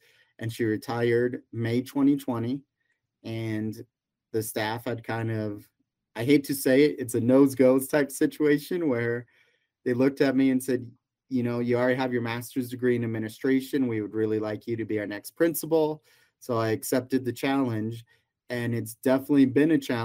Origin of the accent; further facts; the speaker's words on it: Denver, Colorado, United States; also born or lived in Taiwan; now in Colorado, United States; I grew up in the Denver area before moving down here.